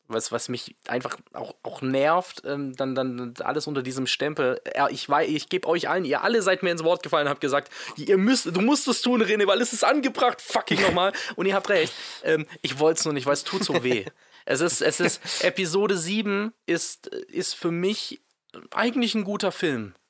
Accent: Swabia, Germany; ich bin ja Schwabe

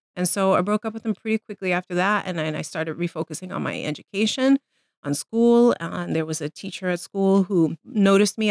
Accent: New York City, New York, United States; I was born and raised in the Bronx

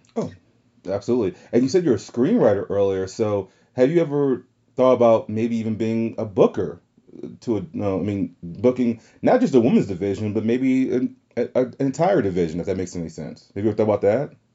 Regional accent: the South, United States; accent: southern; my southern accent

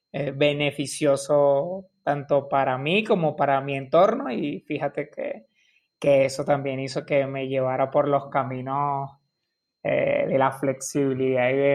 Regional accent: Caracas, Capital District, Venezuela; como buen latino, como buen caraqueño.

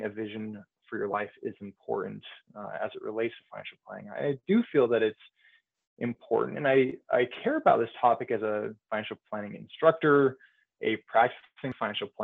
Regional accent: Bay Area, California, United States; moved away as an adult; also born or lived in Provo, Utah / Dallas, Texas; now in Central Illinois, United States; I grew up in the Bay Area, California.

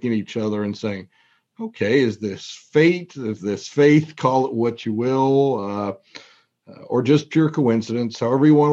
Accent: Toronto, Ontario, Canada; moved away as an adult; also born or lived in North Carolina; now in Lexington, United States; I grew up in Toronto, Canada

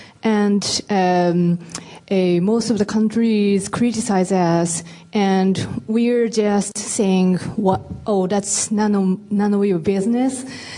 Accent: Japan; moved away; I am from Japan.

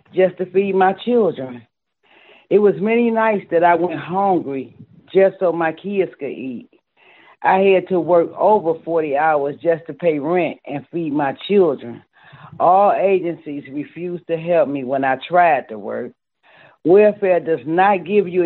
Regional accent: Detroit, Michigan, United States; moved away as an adult; now in New Orleans, United States; I am originally from Detroit, Michigan, but have lived in New Orleans, Louisiana for the past 10 years

